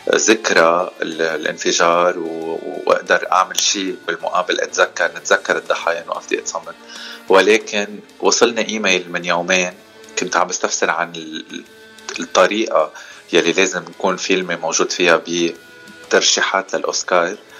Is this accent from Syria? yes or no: no; Lebanon; moved away as an adult; now in Los Angeles, United States; انا من لبنان